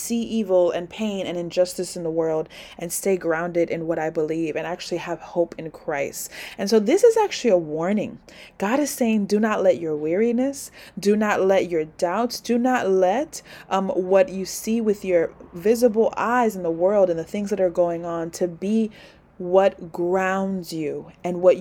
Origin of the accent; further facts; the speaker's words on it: New York City, New York, United States; This is my hometown